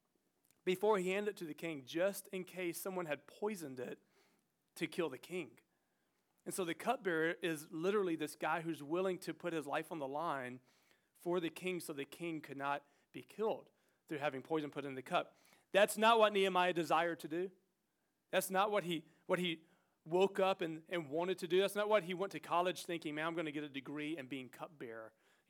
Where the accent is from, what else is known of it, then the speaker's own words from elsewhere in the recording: St. George, South Carolina, United States; moved away as an adult; also born or lived in Orlando, Florida; now in Portland, United States; I'm actually from this community outside of St. George that's affectionately called Cowtail, South Carolina